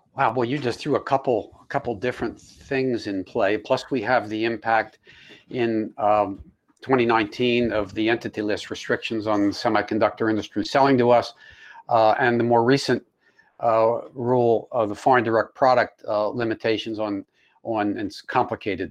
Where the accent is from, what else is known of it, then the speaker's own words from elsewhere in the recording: United States; as an American